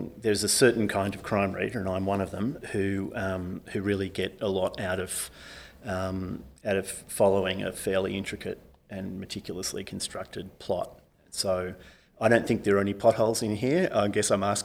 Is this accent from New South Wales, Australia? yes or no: yes; Sydney, New South Wales, Australia; also born or lived in Parramatta; now in Melbourne, Australia; I grew up in Sydney's West